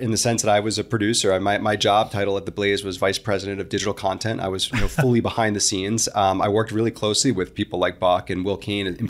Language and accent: English; New Jersey, United States; I grew up in New Jersey, went to school at Syracuse in New York. I lived in New York City for many years